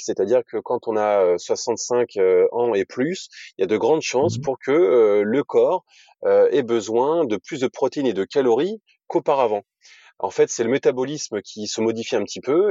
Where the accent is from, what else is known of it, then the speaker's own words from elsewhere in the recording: Normandy, France; moved away as an adult; also born or lived in Lille; je suis normand d'origine, j'ai grandi entre Évreux et Rouen